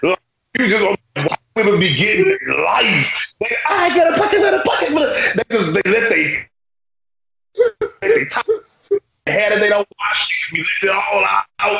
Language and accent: English; Louisiana, United States; I'm from Louisiana